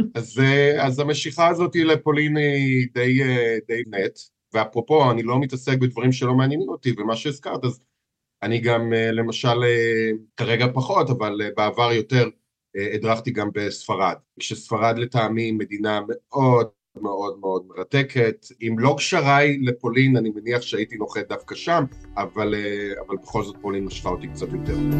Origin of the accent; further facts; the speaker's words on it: Israel; accent: heavy Israeli accent; moved away as an adult; now in Warsaw, Poland; אני יליד ישראל